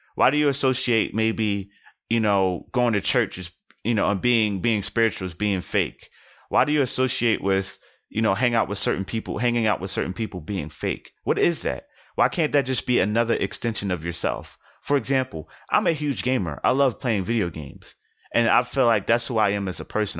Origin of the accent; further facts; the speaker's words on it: Philadelphia, Pennsylvania, United States; being from Philadelphia